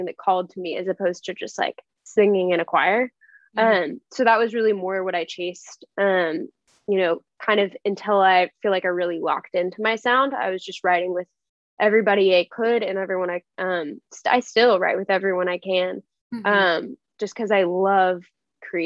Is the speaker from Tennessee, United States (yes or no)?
yes; Nashville, Tennessee, United States; moved away as an adult; now in Los Angeles, United States; I grew up in Nashville.